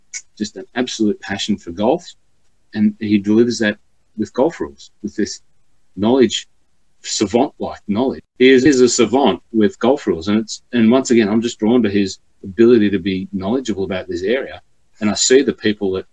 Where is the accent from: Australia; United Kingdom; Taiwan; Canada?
Australia; Cessnock, New South Wales; my hometown of Cessnock